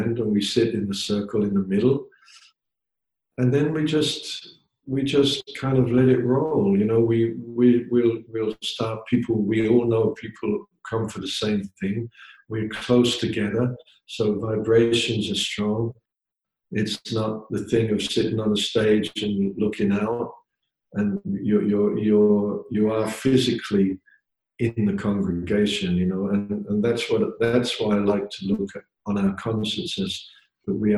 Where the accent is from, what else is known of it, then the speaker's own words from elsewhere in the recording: England, United Kingdom; I grew up in pubs in England.